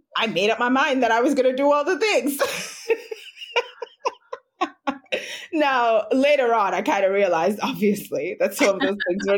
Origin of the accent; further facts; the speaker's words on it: Jamaica; I'm Jamaican, born and raised in Jamaica. I currently live here now.